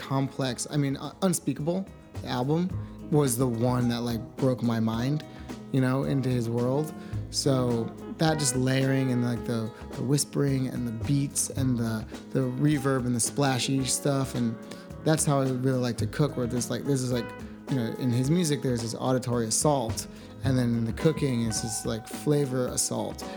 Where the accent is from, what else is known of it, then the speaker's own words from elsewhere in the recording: New York, United States; moved away as an adult; now in Los Angeles, United States; I'm from New York State